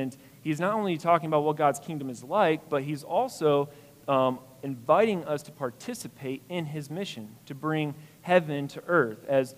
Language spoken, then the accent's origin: English; the North, United States; accent: northern; moved away; being a northerner, probably hear to my accent